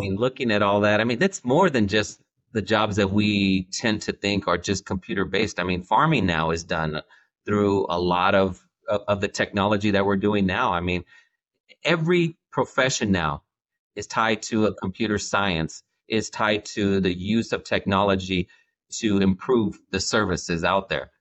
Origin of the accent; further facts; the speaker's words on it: Central California, United States; I'm from Central California